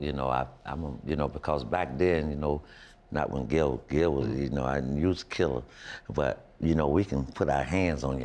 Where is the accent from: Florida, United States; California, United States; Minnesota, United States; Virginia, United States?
Florida, United States; I'm from Florida.